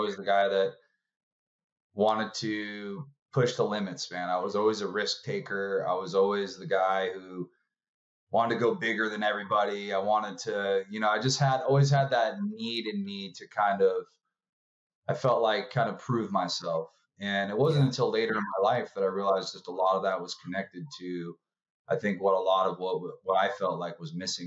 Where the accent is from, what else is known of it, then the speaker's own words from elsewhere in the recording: Orange County, California, United States; I was raised in Orange County, California